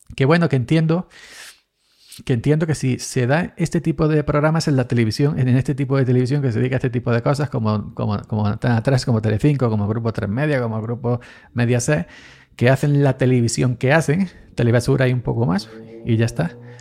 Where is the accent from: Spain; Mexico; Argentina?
Spain; Andalusia; yo soy andaluz